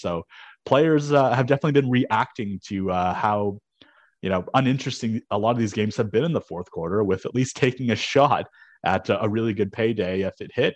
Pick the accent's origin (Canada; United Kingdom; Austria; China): Canada; as a Canadian